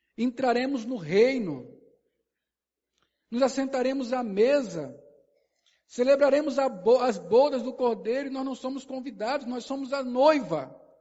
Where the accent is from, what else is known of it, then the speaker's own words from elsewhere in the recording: Sergipe, Brazil; also born or lived in Brasília; eu nasci em Brasília. Com um ano e meio eu vim para cá. Nunca voltei lá. Eu sou o quê? Eu sou sergipano.